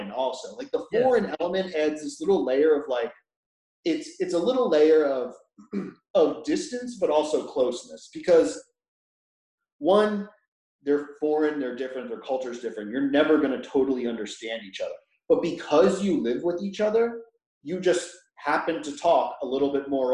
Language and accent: English; United States; I'm the American